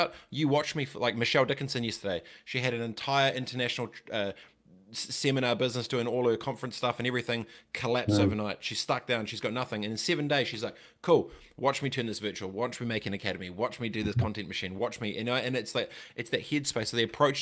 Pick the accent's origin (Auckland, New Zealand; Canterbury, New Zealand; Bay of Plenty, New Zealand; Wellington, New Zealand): Canterbury, New Zealand; Christchurch; I was kind of man of the house growing up in Aotearoa, Christchurch at 11